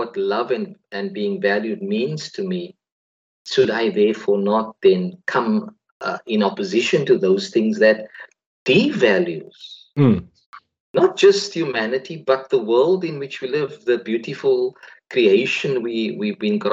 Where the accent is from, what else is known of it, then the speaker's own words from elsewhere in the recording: South Africa; We were raised in South Africa where we were told we couldn't coexist simply because the color of our skins do not match the other